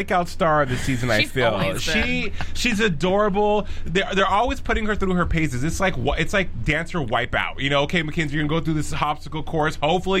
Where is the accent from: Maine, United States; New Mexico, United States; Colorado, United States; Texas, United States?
New Mexico, United States; Albuquerque; I'm from Albuquerque, New Mexico.